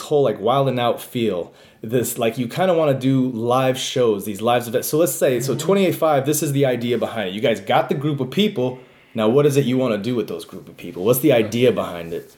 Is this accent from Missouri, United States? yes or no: no; Buffalo, New York, United States; also born or lived in Rochester; But I, but I grew up in Buffalo